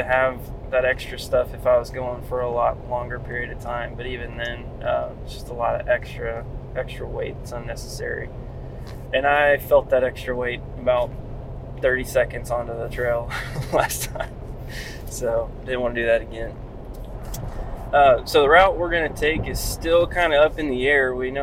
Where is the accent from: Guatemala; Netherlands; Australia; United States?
United States; Florida; even though I'm born and raised in Florida and growing up in the same neighborhood. I still live in the same neighborhood I grew up in.